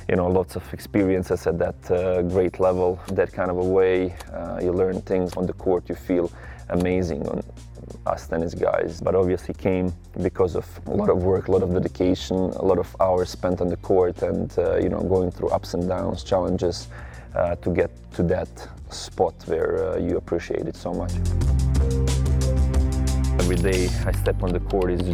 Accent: Medjugorje, Federation of Bosnia and Herzegovina, Bosnia & Herzegovina; I'm coming from Medjugorje, a small town in Bosnia and Herzegovina. We had only one tennis court

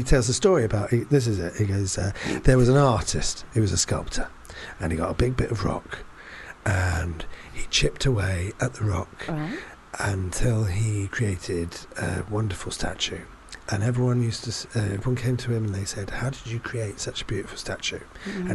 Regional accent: London, United Kingdom; accent: Cockney; I am from London.

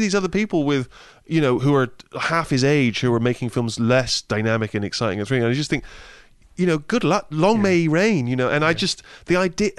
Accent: Bristol, South West England, United Kingdom; moved away; when I was growing up in Bristol

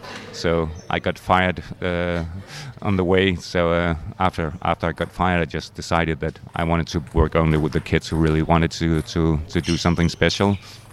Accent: Elsinore, Capital Region of Denmark, Denmark; I'm from Elsinore, which is up the northern part of Zealand, close to Sweden, and we have a nice club up there.

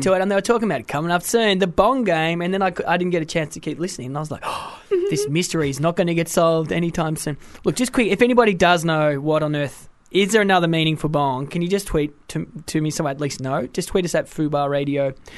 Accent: Australia; also born or lived in Wales; I'm a Welsh Australian.

